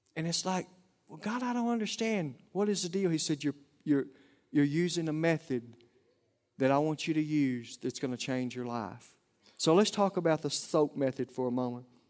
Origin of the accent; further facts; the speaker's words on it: Oklahoma, United States; accent: Oklahoma lingo; southern accent; my Oklahoma lingo